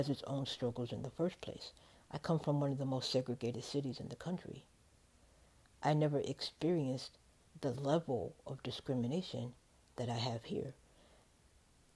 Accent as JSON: {"language": "English", "town": "Chicago", "region": "Illinois", "country": "United States", "moved": "yes", "said": "if we come from Chicago"}